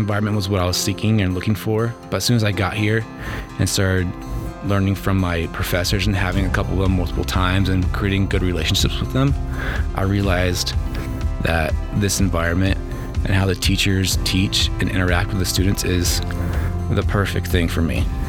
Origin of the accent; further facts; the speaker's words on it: California, United States; moved away as an adult; now in Rexburg, Idaho, United States; I'm from California. Came over here about three semesters ago with my wife